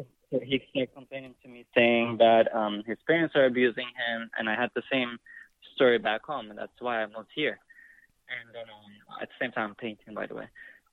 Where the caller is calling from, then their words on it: Canada; So, I'm calling you from Canada.